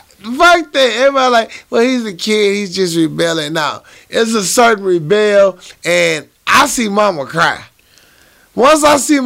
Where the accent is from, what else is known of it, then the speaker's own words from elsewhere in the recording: the South, United States; accent: southern; You talking about my southern ass accent